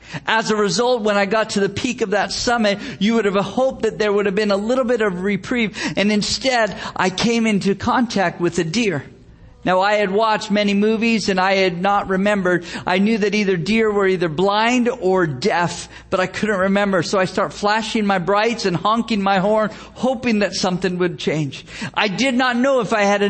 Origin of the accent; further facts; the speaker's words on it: Gilroy, California, United States; my hometown, the town of Gilroy, California